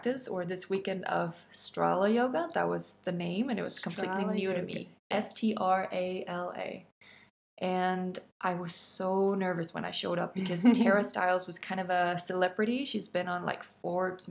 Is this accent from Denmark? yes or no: yes; Denmark